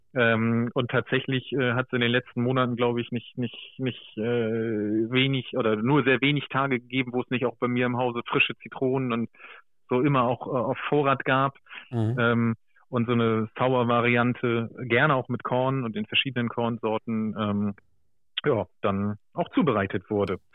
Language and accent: German; Germany; ich bin zwar äh, sozusagen im Bremer Umland groß geworden